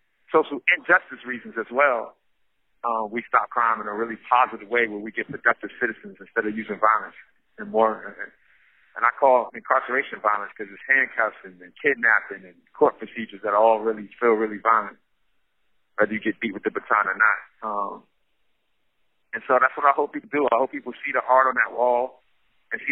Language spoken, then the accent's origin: English; New York City, New York, United States; moved away; I grew up in Brownsville, Brooklyn, which is right next door to Crown Heights